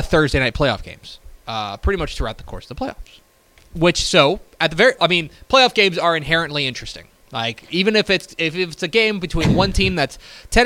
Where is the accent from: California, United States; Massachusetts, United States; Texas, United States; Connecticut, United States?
Texas, United States; Coppell; We ended up in Coppell